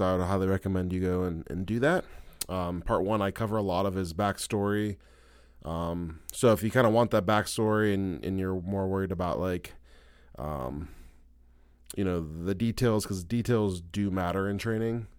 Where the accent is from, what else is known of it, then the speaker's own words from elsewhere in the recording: Ohio, United States; we're both from Ohio